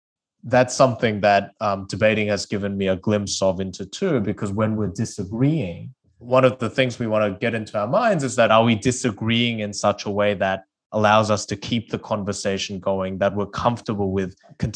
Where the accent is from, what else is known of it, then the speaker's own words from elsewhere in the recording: South Korea; English is a second language; moved away; I started debating because I moved from South Korea to Australia and didn't speak the English language.